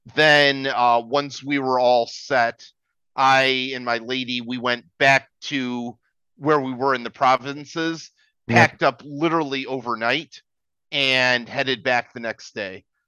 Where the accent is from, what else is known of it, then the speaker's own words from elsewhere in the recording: United States; moved away as an adult; now in Philippines; as an American, I moved to the Philippines